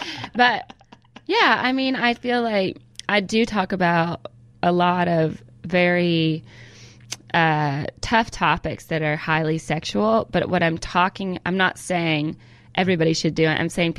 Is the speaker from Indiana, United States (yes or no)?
no; California, United States; born there; I remember I was born in California, so we used to come back to California all the time.